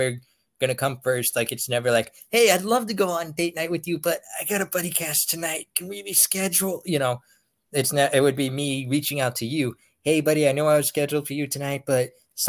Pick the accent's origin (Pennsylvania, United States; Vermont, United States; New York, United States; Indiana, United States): Pennsylvania, United States; I'm from Pennsylvania.